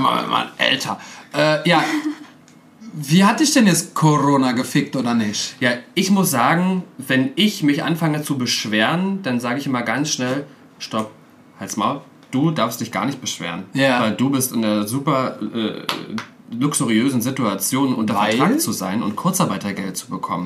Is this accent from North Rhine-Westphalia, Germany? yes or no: no; Cottbus, Brandenburg, Germany; moved away as an adult; in Cottbus, in meiner Heimatstadt